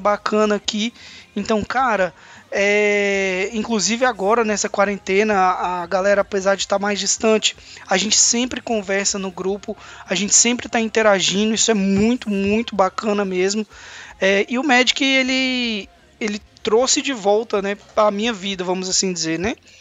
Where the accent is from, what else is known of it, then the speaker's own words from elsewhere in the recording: Brasília, Federal District, Brazil; moved away as an adult; also born or lived in Palmas; Eu saí de Brasília com 19 anos de idade e fui fazer faculdade em Palmas